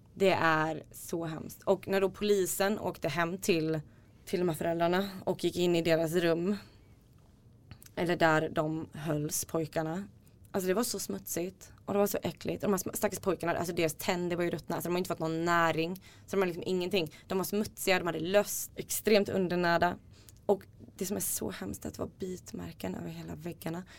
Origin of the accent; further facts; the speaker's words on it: Småland, Sweden; also born or lived in Iceland; jag är ursprungligen från Island men uppvuxen i Småland